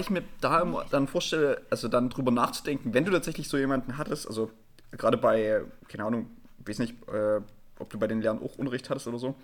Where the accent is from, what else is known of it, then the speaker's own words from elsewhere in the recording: Erzgebirge, Saxony, Germany; ich komme ja auch aus dem Erzgebirge